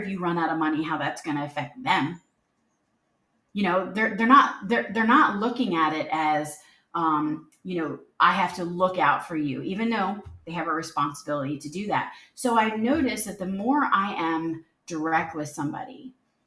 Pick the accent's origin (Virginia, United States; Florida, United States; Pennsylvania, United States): Pennsylvania, United States; Philadelphia; moved away; also born or lived in the South (US); I was born and raised in the Philadelphia area